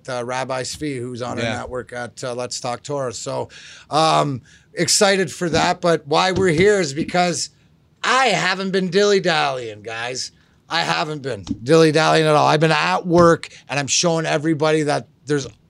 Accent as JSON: {"language": "English", "country": "Canada", "said": "I'm Canadian and proud to be"}